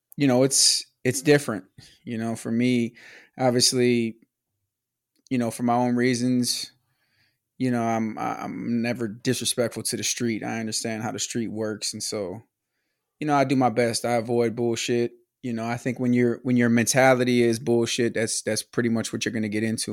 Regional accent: Milwaukee, Wisconsin, United States; born or raised there; moved away

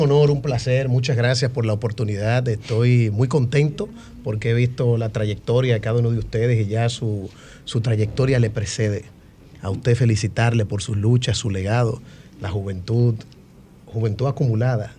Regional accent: Dominican Republic; como joven y como dominicano

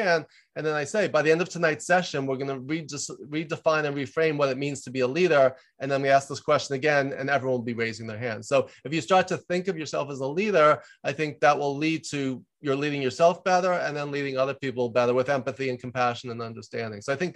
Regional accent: New York, United States; moved away as an adult; also born or lived in Los Angeles; I'm from New York. I worked in advertising in New York for Ogilvy and May there for a year, moved out

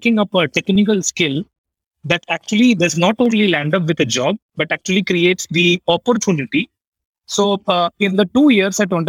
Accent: Patna, Bihar, India; moved away as an adult; also born or lived in Kharagpur; I was born and brought up in Patna. That's my hometown.

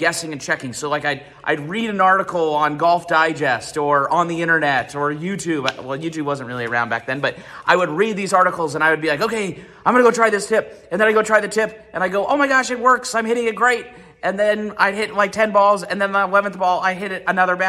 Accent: Columbus, Ohio, United States; I grew up playing in Columbus, Ohio, playing at Worthington Hills, graduated from Olentangy in 2004

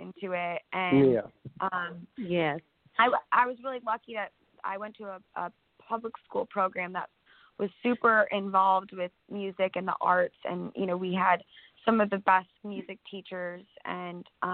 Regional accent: near Chicago, Illinois, United States; I'm born and raised in Illinois, right near Chicago, north of the city on Lake Michigan.

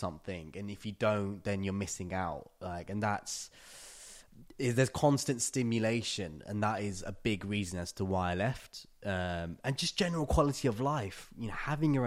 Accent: London, United Kingdom; moved away as an adult; now in Tallinn, Estonia; you're born and raised in London

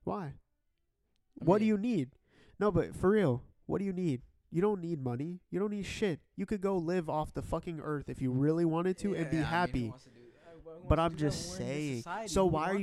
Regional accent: Canada; I'm Canadian. I'm Canadian

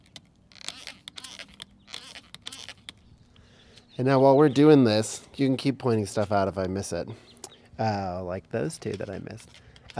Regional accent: Albuquerque, New Mexico, United States; growing up in Albuquerque

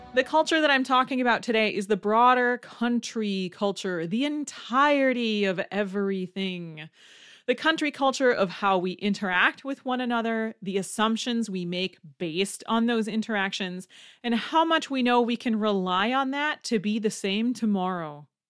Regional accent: Wisconsin, United States; I'm from Wisconsin.

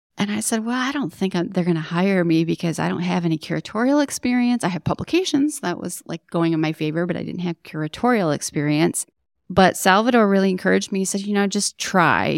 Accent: Detroit, Michigan, United States; I grew up in Detroit, in Southwest Detroit, to be more specific

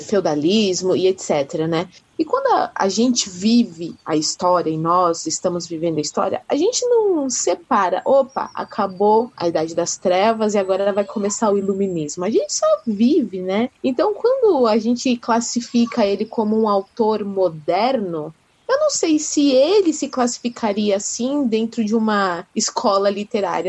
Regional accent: Brazil; eu, pelo menos, nasci no Brasil

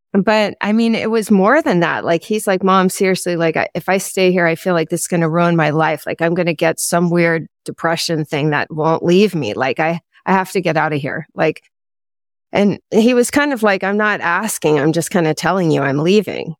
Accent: Potomac, Maryland, United States; moved away as an adult; also born or lived in Utah; I grew up in Potomac, Maryland

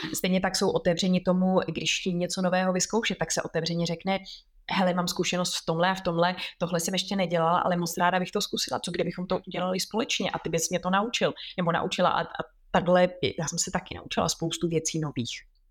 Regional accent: Czechia; moved away as an adult; now in London, United Kingdom; jsme jako Češi

